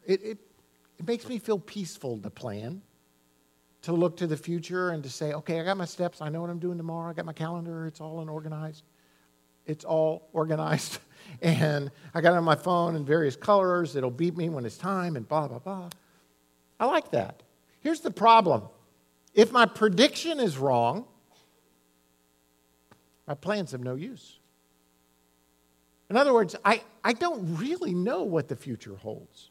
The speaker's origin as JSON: {"language": "English", "town": "Miami", "region": "Florida", "country": "United States", "tie": "born or raised there", "said": "I was raised in Miami"}